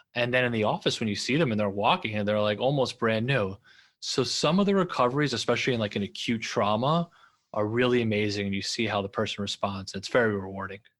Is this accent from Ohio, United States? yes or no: no; New York, United States; also born or lived in Los Angeles; I'm from New York, and I just love the culture of New York, and I wanted to come back